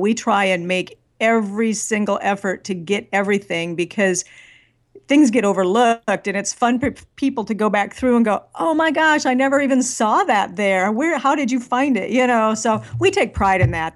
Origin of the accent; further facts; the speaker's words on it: northwest corner of Iowa, United States; now in Nashville, United States; I grew up in the Midwest, um, in the furthest northwest corner of Iowa that you could ever get to.